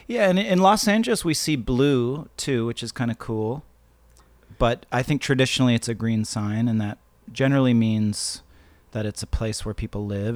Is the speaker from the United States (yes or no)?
no; Canada; moved away; I grew up actually in Canada